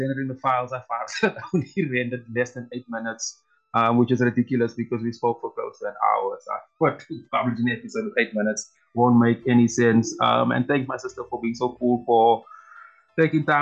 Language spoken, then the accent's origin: English; South Africa; I'm a South African